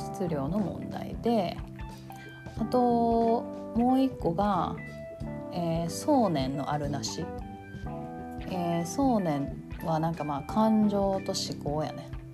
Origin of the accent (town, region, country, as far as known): Kansai, Japan; accent: Kansai-ben